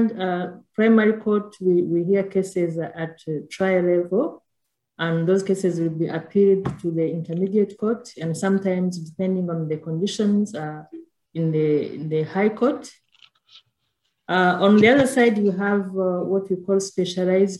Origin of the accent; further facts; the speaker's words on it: Rwanda; I'm from Rwanda